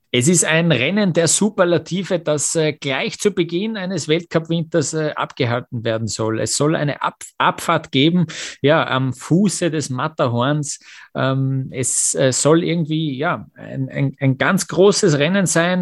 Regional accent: Austria; als Österreicher

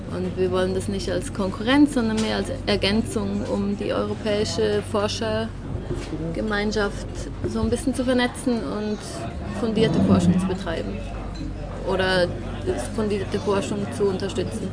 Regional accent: Switzerland; zumindest in Zürich oder bei uns in der Schweiz

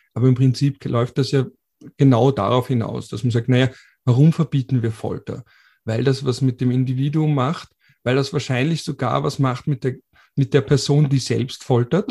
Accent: Austria; Bei uns in Österreich

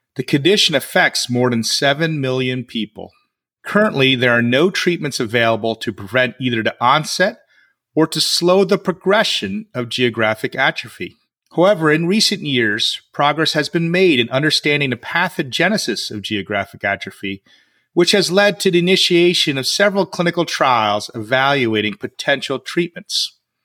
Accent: United States; in the US, my hometown

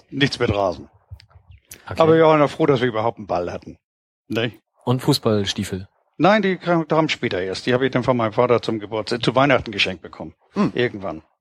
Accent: Hamburg, Germany; born there; Oh, nee, ich bin ja ein gebürtiger St. Paulianer. Ich bin in der Schanzenstraße geboren

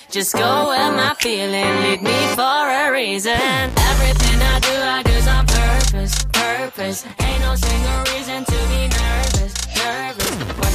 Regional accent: Dresden, Saxony, Germany; accent: Saxon; Naja, sagen wir es mal so, ich bin in Dresden geboren und aufgewachsen

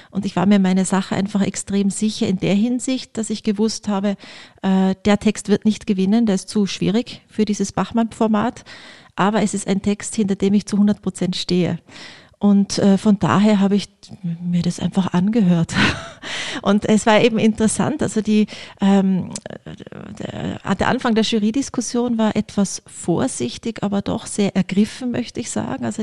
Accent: Innsbruck, Tyrol, Austria; Also ich bin äh, am, direkt am Inn aufgewachsen, am Rande des Olympischen Dorfes komplett im Grünen

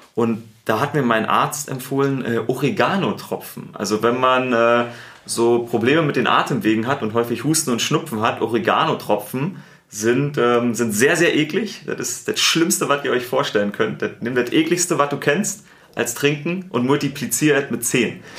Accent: Berlin, Germany; accent: Berliner; now in Munich, Germany; ich habe einen Berliner Akzent.

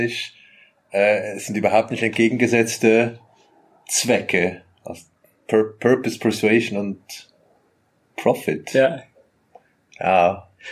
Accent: Zurich, Switzerland; ich bin aus Zürich, so aus der Zwingli-Stadt

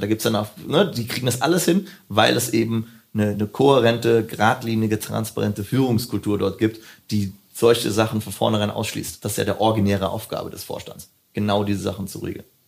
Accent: Hürth, North Rhine-Westphalia, Germany; wo ich herkomme, bin in Köln geboren, äh, genauer gesagt in Hürth

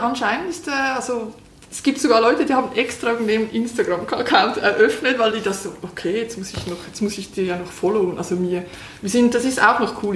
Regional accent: Switzerland; für uns Schweizer

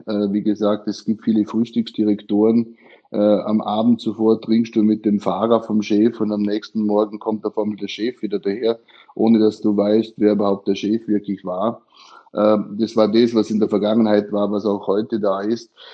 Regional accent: Austria; moved away as an adult; also born or lived in Guangdong, China; now in China; heutigen Tag genau vor 23 Jahren bin ich aus Österreich ausgezogen

